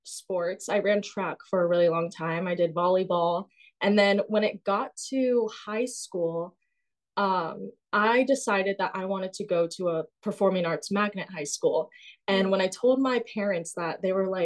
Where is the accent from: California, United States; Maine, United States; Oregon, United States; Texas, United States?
California, United States; Simi Valley; moved away as an adult; now in New York City, United States; I grew up in Simi Valley, which is 30 minutes north of Los Angeles in California.